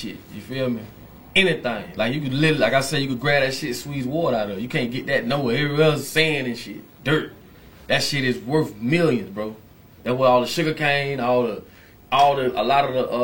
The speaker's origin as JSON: {"language": "English", "area": "Palm Beach County", "region": "Florida", "country": "United States", "said": "I'm from Palm Beach County, man, small city"}